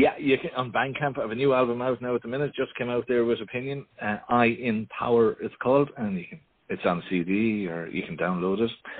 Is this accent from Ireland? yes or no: yes; Ireland; being Irish, of course, family is huge.